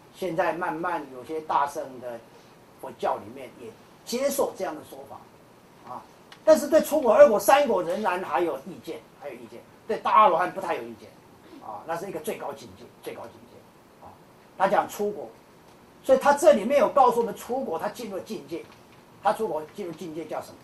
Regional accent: Kaohsiung, Taiwan; 像我南部人，我是高雄人，高雄人喜欢吃小吃

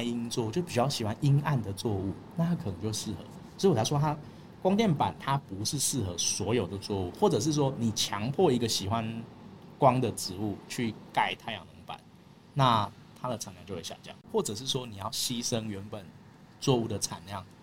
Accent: Taiwan; 以我们台湾人的智慧

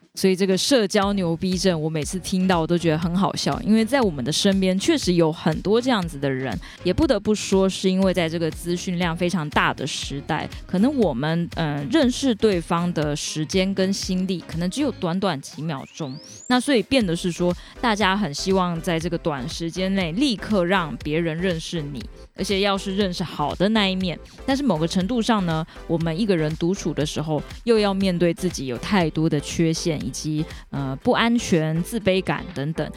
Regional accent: Kaohsiung, Taiwan; 他其实是啊，我们高雄人哦

